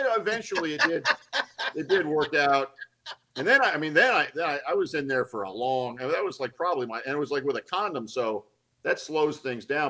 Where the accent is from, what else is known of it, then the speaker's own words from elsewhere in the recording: Atlanta, Georgia, United States; moved away; also born or lived in Los Angeles; I grew up in Atlanta, but I didn't want to move back to Atlanta